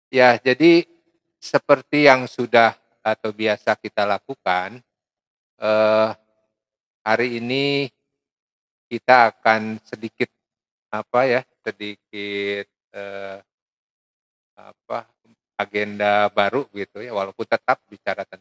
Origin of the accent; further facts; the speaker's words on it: West Java, Indonesia; Jadi karena saya orang Sunda namanya ….